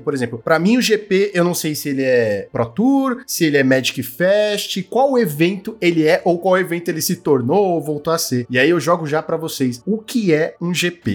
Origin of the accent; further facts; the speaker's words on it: Brazil; Sou brasileiro